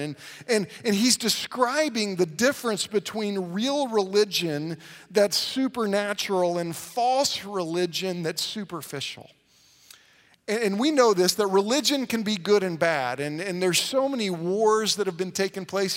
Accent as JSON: {"language": "English", "region": "Oklahoma", "country": "United States"}